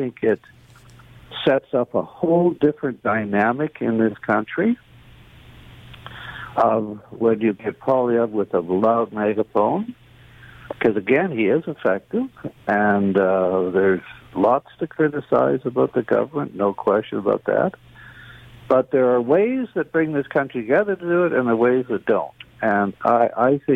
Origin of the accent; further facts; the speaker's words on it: Canada; as a Canadian